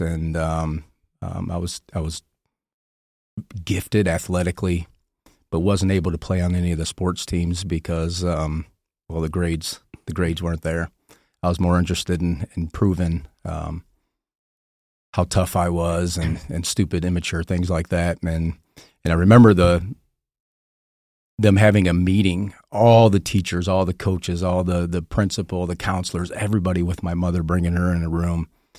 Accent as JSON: {"language": "English", "town": "Detroit", "region": "Michigan", "country": "United States", "tie": "born or raised there", "said": "Was born in Detroit. My mother and my father divorced when I was 2 years old, but grew up most of my childhood in the outskirts of Detroit"}